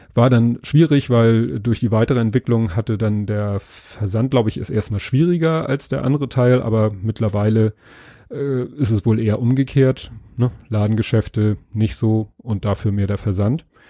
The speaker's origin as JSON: {"language": "German", "region": "Northern Germany", "country": "Germany", "said": "als Norddeutscher"}